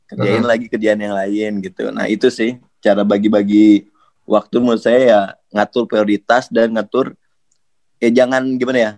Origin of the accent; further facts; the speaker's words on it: Bandung, West Java, Indonesia; Apalagi kan saya orang Bandung nih.